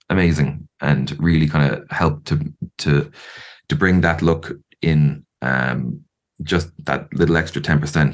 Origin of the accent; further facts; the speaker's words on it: Ireland; I'm an Irish person